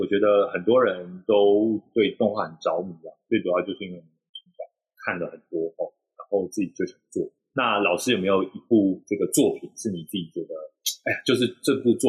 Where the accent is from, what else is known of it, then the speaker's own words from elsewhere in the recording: Taichung, Taiwan; 好，身为一个台中人，有时候会搞混。